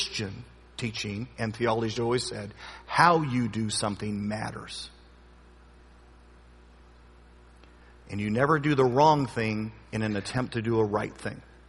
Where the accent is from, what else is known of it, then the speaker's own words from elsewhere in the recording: United States; I'm an American through and through, red, white, and blue